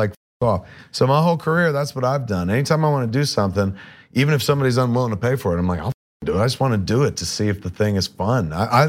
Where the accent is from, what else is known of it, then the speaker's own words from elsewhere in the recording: East Coast, United States; I used to listen to Stern all the time because I grew up on the East Coast.